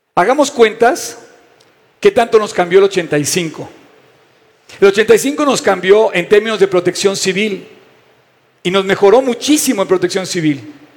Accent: Mexico; soy un mexicano

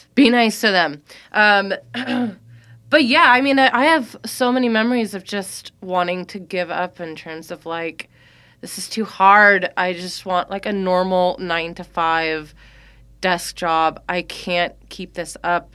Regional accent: Walnut Creek, California, United States; moved away; also born or lived in Chicago; Grew up not too far from here

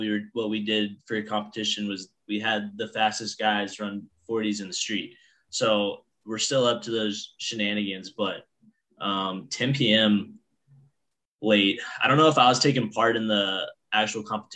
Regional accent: Southern Indiana, United States; moved away; also born or lived in Pennsylvania; I'm from Southern Indiana, the state of Indiana, not Pennsylvania, Indiana

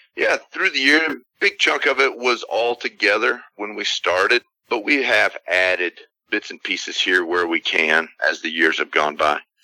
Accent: Texas, United States; we're from Texas

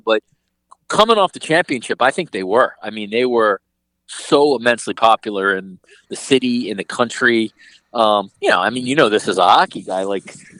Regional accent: New York, United States; growing up in New York and seeing the Mets and Yankees.

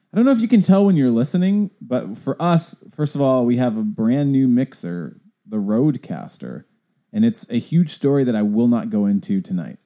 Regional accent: the Northwest, Pacific Northwest, United States; also born or lived in Pasadena; I've only almost exclusively, exclusively ever lived in the Northwest.

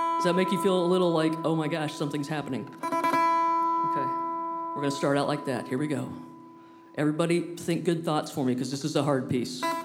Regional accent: Indiana, United States; I'm from Indiana

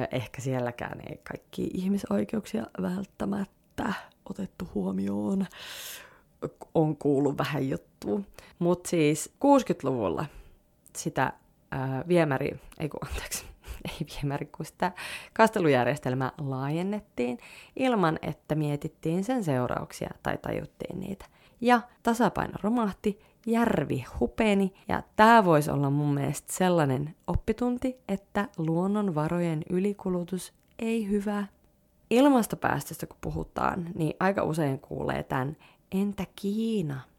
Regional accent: Liminka, North Ostrobothnia, Finland; minä muistan, kun vein mun lempisammarit lukuisten paikkausten jälkeen roskikseen Limingassa, mistä mä oon kotoisin

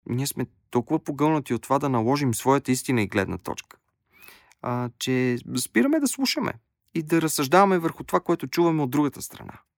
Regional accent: Bulgaria; казах, че съм от България

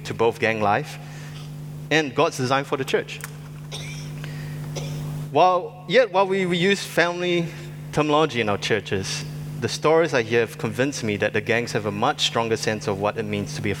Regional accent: Singapore; I grew up in Singapore

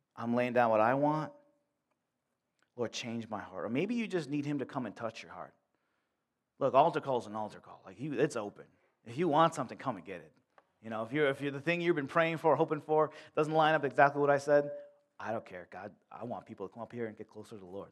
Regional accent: Buffalo, New York, United States; moved away as an adult; now in Warsaw, United States; I grew up in Buffalo

